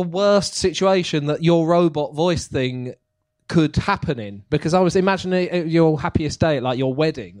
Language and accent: English; Basildon, East of England, United Kingdom; I was born in Basildon.